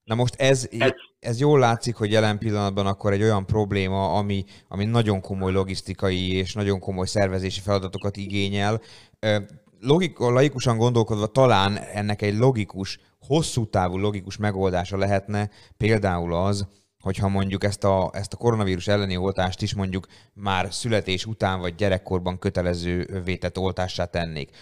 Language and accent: Hungarian; Hungary; magyar emberek vagyunk